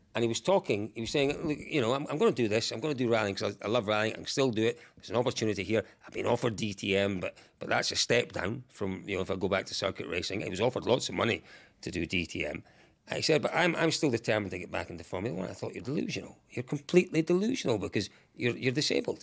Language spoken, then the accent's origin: English; Scotland, United Kingdom; I'm from Scotland